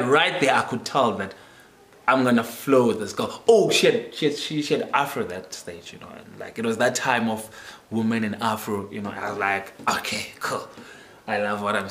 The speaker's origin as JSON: {"language": "English", "town": "Dispatch", "region": "Eastern Cape", "country": "South Africa", "tie": "born or raised there", "also_born_or_lived": "Port Elizabeth", "moved": "as an adult", "said": "I'm born and raised in Dispatch."}